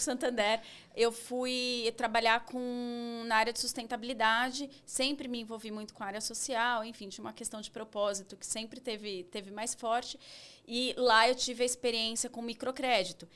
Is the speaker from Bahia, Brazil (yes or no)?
no; São Paulo, Brazil; eu vivi minha infância, sou paulista paulistana, família paulista paulistana.